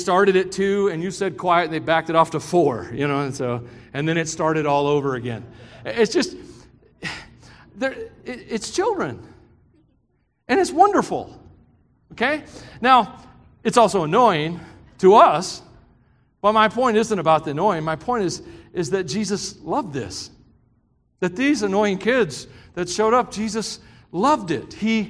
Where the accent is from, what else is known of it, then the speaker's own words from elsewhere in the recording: Tennessee, United States; I grew up in the South for the most part, Tennessee. It's hot down there.